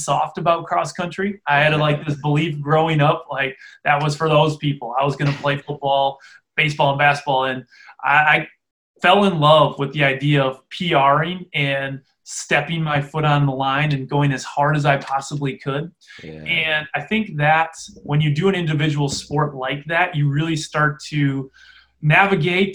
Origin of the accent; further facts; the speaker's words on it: Freedom, Wisconsin, United States; I grew up in Freedom, Wisconsin, a small town in farming community in the middle of Wisconsin